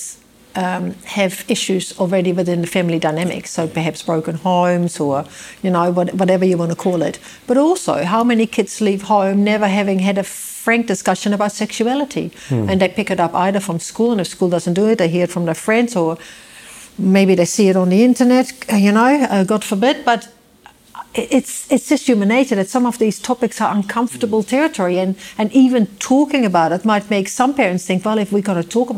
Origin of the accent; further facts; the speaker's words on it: Netherlands; moved away as an adult; also born or lived in Amsterdam; now in New Zealand; Not only did I live in Holland for 25 years